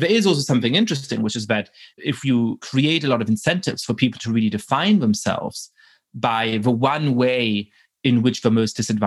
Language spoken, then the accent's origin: English; Germany; I grew up in Germany at a time when there was a tremendous amount of philo-Semitism